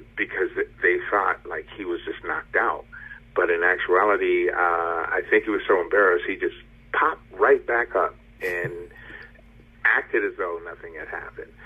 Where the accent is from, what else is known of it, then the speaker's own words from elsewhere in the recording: Hartford, Connecticut, United States; I grew up in Hartford